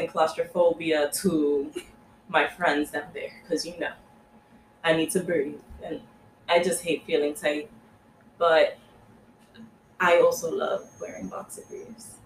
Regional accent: New York, United States; we're from New York

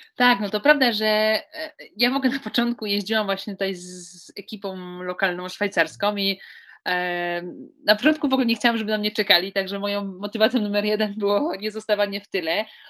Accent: Łódź, Łódź Voivodeship, Poland; pochodzę z miejsca, które, e, które no nie, nie słynie z jakichś wielkich tradycji narciarskich

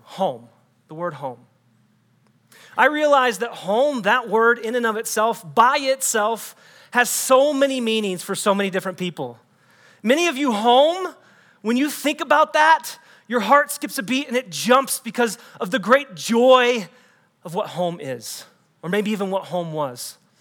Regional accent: Texas, United States; also born or lived in Des Moines, Iowa; I'm not actually a native Texan.

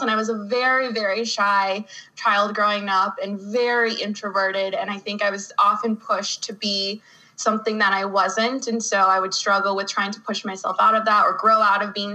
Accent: Phoenix, Arizona, United States; I grew up in Phoenix, Arizona. I was born and raised there

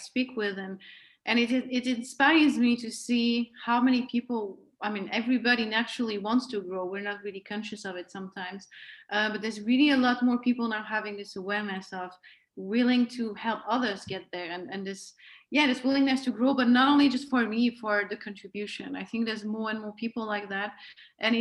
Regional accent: Switzerland; first language French; English is a second language; moved away as an adult; I'm from Switzerland

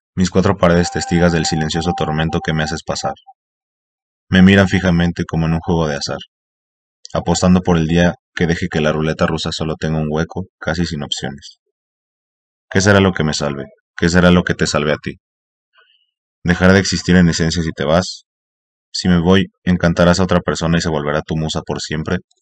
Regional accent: Mexico; soy mexicano

